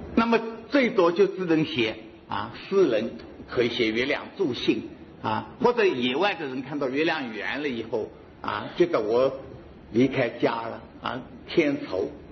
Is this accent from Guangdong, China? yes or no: no; Hangzhou, Zhejiang, China; 我们杭州人，所以杭州，我是住在杭州最熟悉了